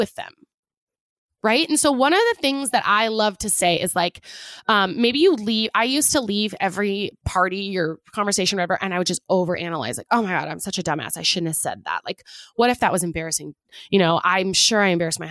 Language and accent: English; Pacific Northwest, United States; I'm from the Pacific Northwest